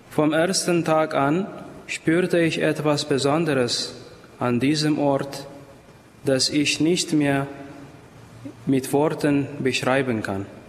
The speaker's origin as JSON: {"language": "German", "country": "Ethiopia", "second_language": "German", "moved": "as an adult", "lives_now": "Heiligenkreuz, Austria", "said": "ich komme aus Äthiopien"}